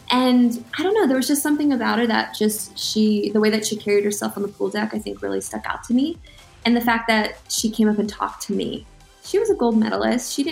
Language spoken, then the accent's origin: English; Baltimore, Maryland, United States; Michael Phelps, you know, I'm from Baltimore. I got to train with that group.